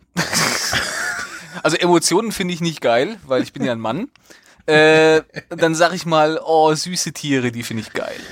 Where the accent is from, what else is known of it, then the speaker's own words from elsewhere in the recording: Central Hesse, Germany; ich komme ja aus Mittelhessen und nicht aus dem, aus dem Frankfurter Raum